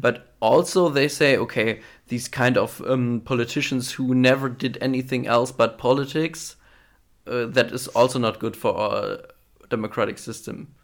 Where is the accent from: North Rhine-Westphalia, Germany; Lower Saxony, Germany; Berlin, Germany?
Lower Saxony, Germany; Wallenhorst; member of the board at the CDU in my hometown in, in Wallenhorst